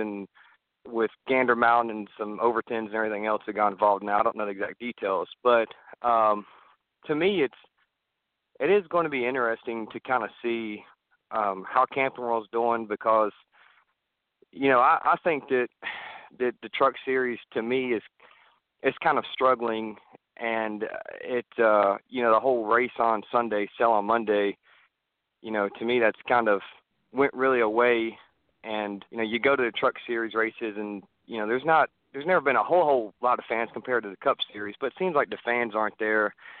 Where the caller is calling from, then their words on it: Raleigh, North Carolina, United States; Hey, this is …, Raleigh, North Carolina.